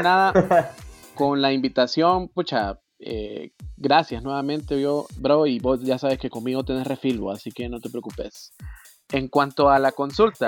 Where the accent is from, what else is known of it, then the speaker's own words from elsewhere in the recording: Honduras; somos 8 millones de hondureños